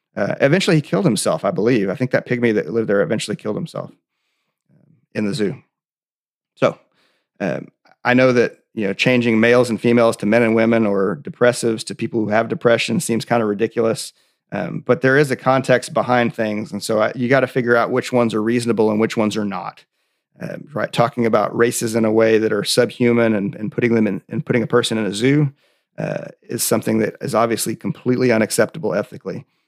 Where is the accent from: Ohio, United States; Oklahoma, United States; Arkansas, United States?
Oklahoma, United States; I'm from Oklahoma